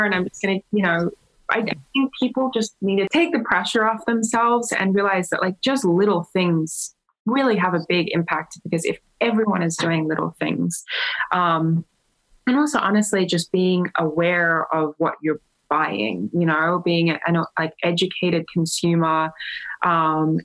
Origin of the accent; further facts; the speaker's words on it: Australia; being Australian